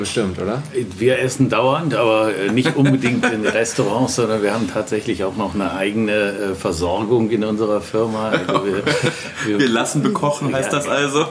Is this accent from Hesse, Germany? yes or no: no; Düsseldorf, North Rhine-Westphalia, Germany; ich bin auch Düsseldorfer, ich bin zumindest hier geboren